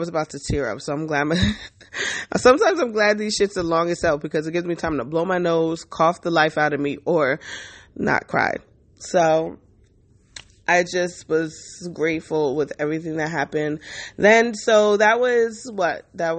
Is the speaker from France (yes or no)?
yes; France; I'm from France.